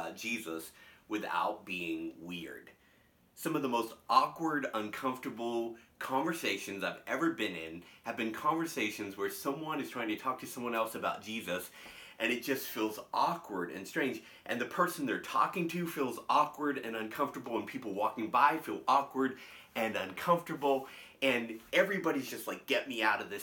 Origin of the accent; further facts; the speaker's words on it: United States; as American Christians